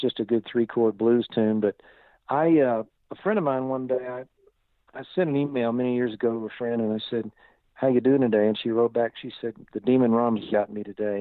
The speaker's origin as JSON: {"language": "English", "town": "Fayetteville", "region": "Arkansas", "country": "United States", "tie": "born or raised there", "said": "I grew up in Northwest Arkansas in a town called Fayetteville, and that's where I was born and raised."}